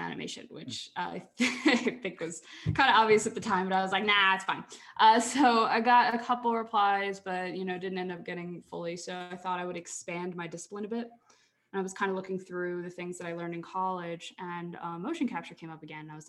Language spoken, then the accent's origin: English; Philadelphia, Pennsylvania, United States; moved away; I grew up in Philly, Philadelphia, Pennsylvania.